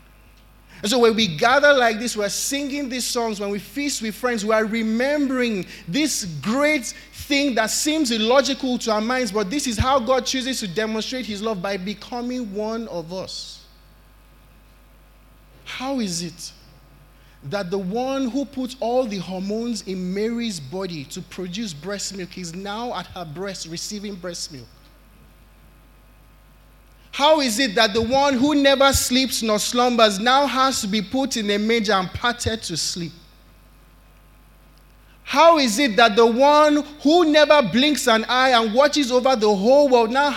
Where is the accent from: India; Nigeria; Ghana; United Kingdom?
Nigeria; as Nigerian parents